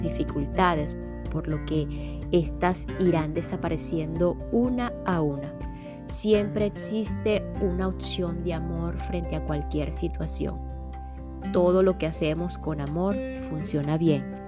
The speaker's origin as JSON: {"language": "Spanish", "region": "Portuguesa", "country": "Venezuela", "tie": "born or raised there", "said": "en Venezuela, mi país natal, específicamente en el estado portuguesa, mi estado natal también"}